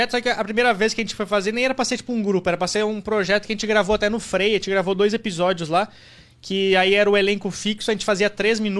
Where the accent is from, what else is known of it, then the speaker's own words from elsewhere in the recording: Rio Grande do Sul, Brazil; Cara, eu sou do Rio Grande do Sul, vim pra cá pra fazer stand-up.